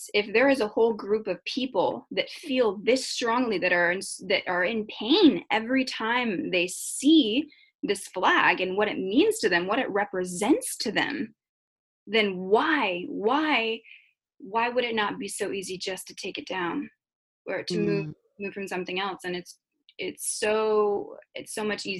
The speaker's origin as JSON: {"language": "English", "area": "the South", "region": "Florida", "country": "United States", "tie": "born or raised there", "said": "growing up in the South"}